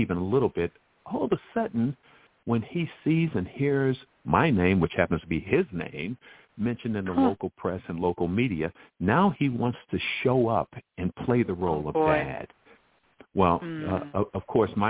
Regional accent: Chicago, Illinois, United States; my 12-year education growing up in Chicago

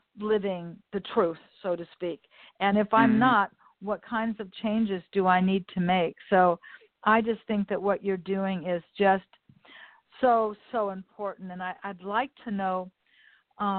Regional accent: Los Angeles, California, United States; I was born and raised here in Westchester. Community within Los Angeles. I've always lived here

